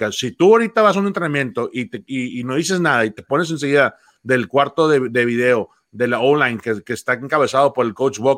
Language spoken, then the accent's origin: Spanish; Mexico; Necesitamos como jugadores mexicanos, como coaches, entender que esto no es para todos.